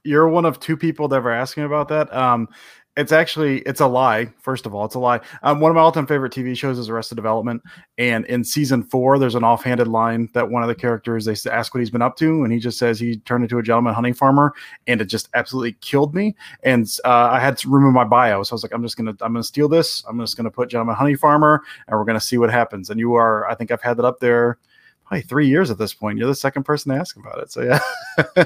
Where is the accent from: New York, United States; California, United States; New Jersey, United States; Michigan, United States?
Michigan, United States; Detroit; I'm from the Detroit area